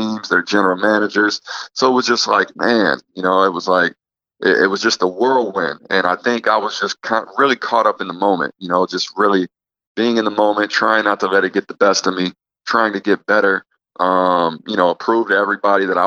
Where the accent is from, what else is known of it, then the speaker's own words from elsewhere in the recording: Peoria, Illinois, United States; moved away; my hometown specifically in Peoria, to go back to Peoria every summer